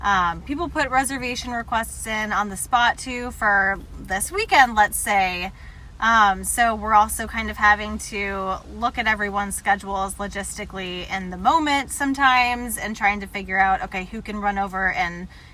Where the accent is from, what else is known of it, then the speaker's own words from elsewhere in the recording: Kirkwood, Missouri, United States; I am originally from Kirkwood